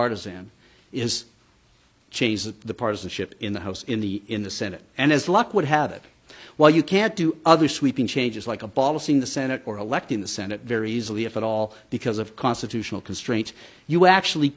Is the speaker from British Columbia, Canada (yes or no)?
no; Alberta, Canada; I'm from Alberta